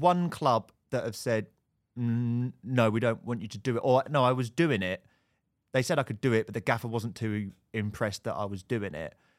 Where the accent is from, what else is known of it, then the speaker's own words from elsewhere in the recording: Bishop's Stortford, East of England, United Kingdom; I grew up in Bishop's Dortford.